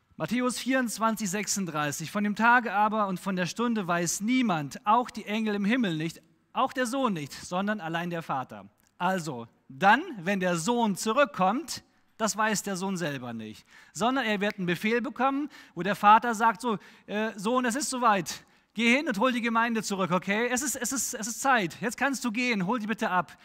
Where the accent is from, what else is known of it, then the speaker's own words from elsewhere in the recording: Germany; als Deutscher